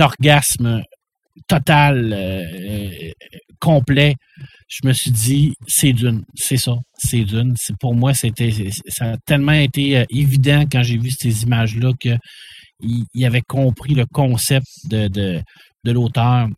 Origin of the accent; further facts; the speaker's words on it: Quebec, Canada; on peut rien être fier de ça en tant que Québécois